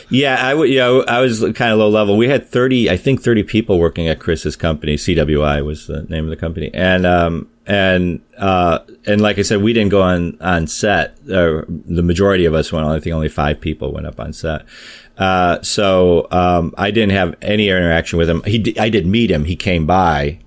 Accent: Chicago, Illinois, United States; I'm from Chicago, so I was uh, working at an amusement park in Chicago.

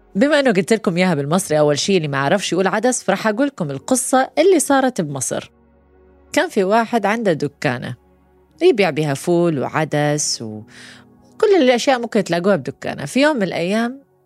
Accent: Iraq; احنا عراقيين

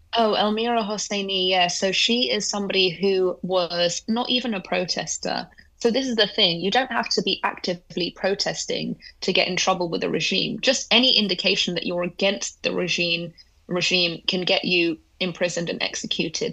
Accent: London, United Kingdom; they eventually left Iran, came to London. That's where I was born.

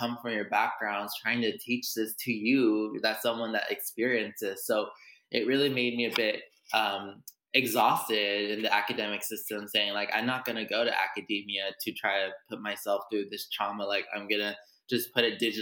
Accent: Los Angeles, California, United States; I grew up in Los Angeles, California, also known as Tongvaland

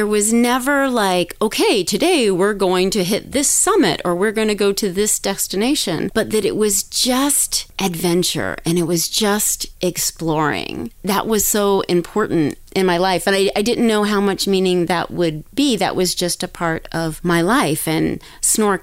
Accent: Daytona Beach, Florida, United States; now in California, United States; I grew up in Daytona Beach, Florida

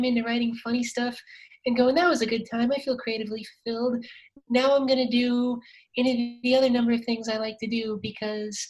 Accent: South Dakota, United States; moved away; I grew up a closeted trans person growing up in South Dakota

